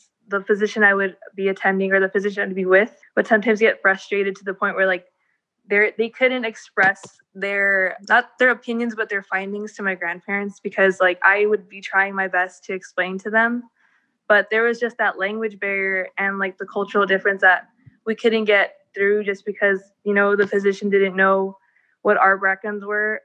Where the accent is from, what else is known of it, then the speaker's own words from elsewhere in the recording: Wilmington, United States; growing up, I'm from an underserved community, so I'm from Wilmington, and it's predominantly Hispanic.